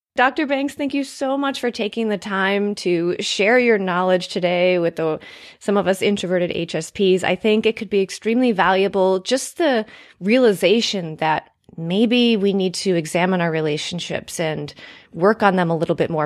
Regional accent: United States; I've been so ingrained as an American

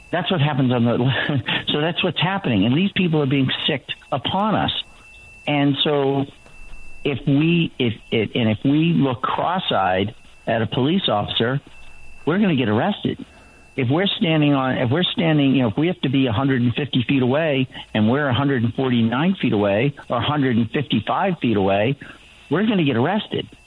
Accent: Massachusetts, United States; I lived in Massachusetts. I grew up in Massachusetts. I lived in Cambridge, Massachusetts, for ten years.

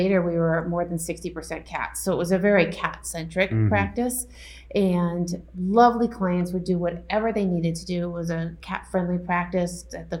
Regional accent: Denver, Colorado, United States; I'm from Denver, Colorado. I am born and raised

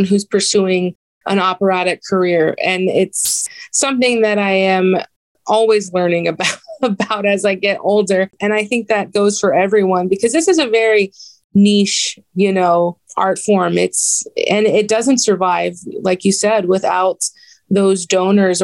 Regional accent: San Antonio, Texas, United States; I grew up in San Antonio, Texas

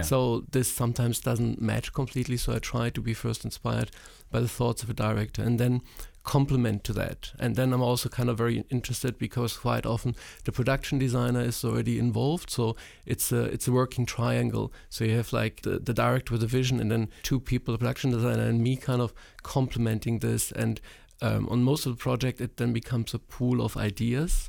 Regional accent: East Germany, Germany; moved away; also born or lived in Poland; I grew up in East Germany

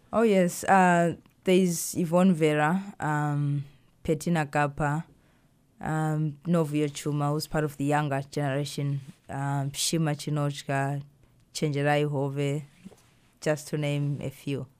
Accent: Zimbabwe; now in United States; I grew up in Zimbabwe

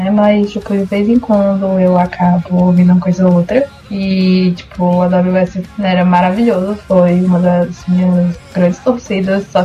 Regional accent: Ceará, Brazil; Você sabe que eu sou cearense, né? Que eu também sou cearense do interior e que praticamente forró tá no meu sangue

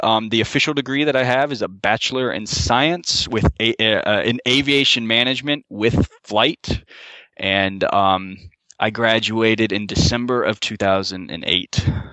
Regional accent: Florida, United States; moved away as an adult; also born or lived in Grand Forks, North Dakota; born and raised in Florida

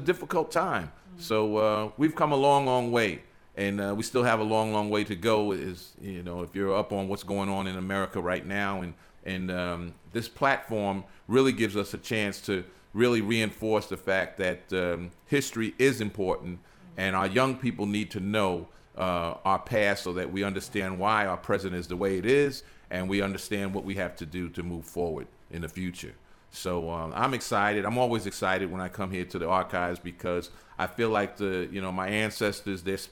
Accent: New Jersey, United States; moved away as an adult; now in Georgia, United States; I was born in New Jersey, and my mother was born in New Jersey

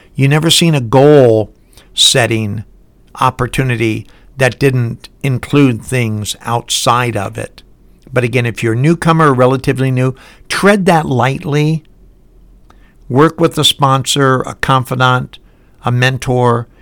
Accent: Highland Park, Michigan, United States; now in Salt Lake City, United States; I live in Salt Lake City, and I was born in Highland Park, Michigan

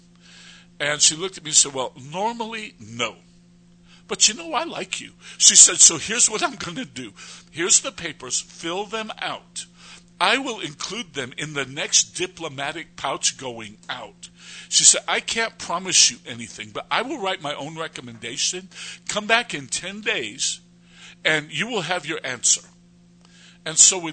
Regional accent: United States; moved away as an adult; now in Jordan; I'm an American, and they probably won't give me a visa here in Turkey

